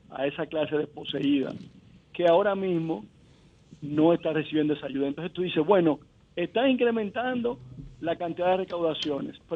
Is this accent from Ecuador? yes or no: no; Dominican Republic; tú como dominicano decías, bueno, se te grifaba los vellos